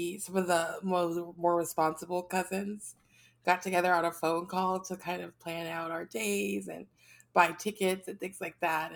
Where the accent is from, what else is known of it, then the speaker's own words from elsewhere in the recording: United States; Being American and traveling is always interesting